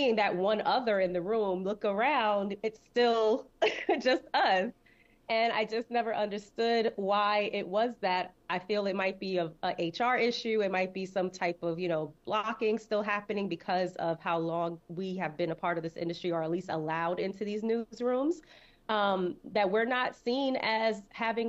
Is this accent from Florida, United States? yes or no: no; New York City, New York, United States; growing up in Brooklyn that stuff was happening in Canarsie, where I specifically really got raised